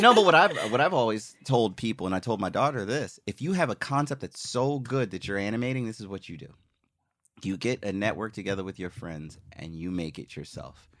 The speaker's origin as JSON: {"language": "English", "country": "U.S. Virgin Islands", "tie": "born or raised there", "also_born_or_lived": "Philadelphia, United States", "moved": "yes", "said": "I was born in Philly, but grew up in Saint Croix."}